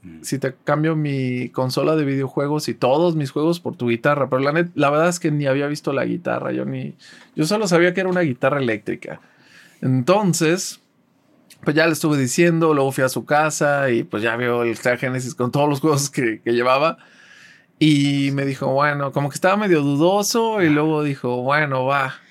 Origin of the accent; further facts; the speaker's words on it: Guadalajara, Jalisco, Mexico; also born or lived in Tampico / Ciudad Valles; Yo no nací en Guadalajara, pero llevo toda mi vida viviendo aquí. Yo nací en Tampico, vivimos Vivimos ah, mis primeros años en Ciudad Valles, pero desde muy chiquito vivo aquí en Guadalajara.